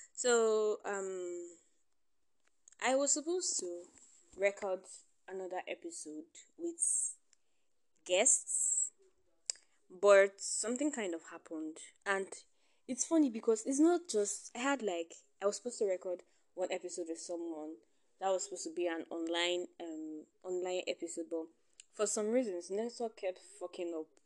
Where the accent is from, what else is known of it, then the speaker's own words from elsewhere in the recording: Nigeria; being a Nigerian